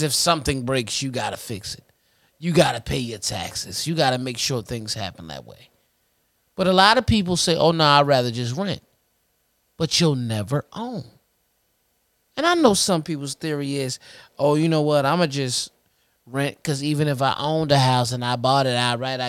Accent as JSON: {"language": "English", "country": "United States", "said": "Being American"}